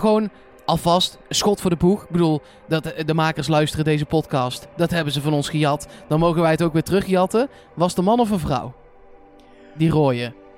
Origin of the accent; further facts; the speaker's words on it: Eindhoven, North Brabant, Netherlands; Ja, ik kom uit Eindhoven